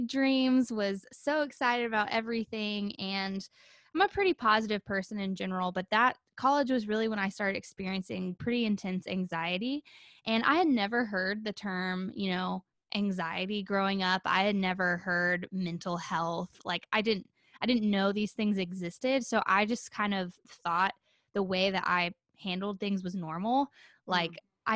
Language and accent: English; Nashville, Tennessee, United States; growing up in the Nashville scene